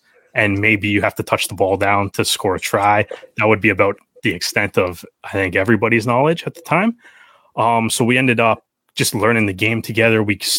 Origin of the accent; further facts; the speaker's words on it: Oshawa, Ontario, Canada; also born or lived in Brampton; Yeah, like I'm from Oshawa originally, moved, and I've kind of moved around a little bit. But when I was in high school, I was actually in Brampton.